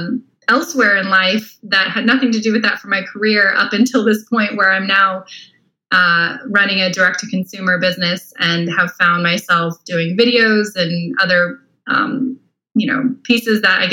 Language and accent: English; Tempe, Arizona, United States; now in Austin, United States; I'm originally from Arizona. So okay. If you know where Tempe, Arizona is, I grew up there